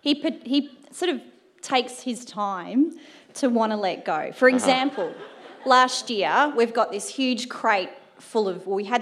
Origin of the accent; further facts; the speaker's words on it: Ainsbury, Victoria, Australia; Ainsbury. In Melbourne, it's country-ish.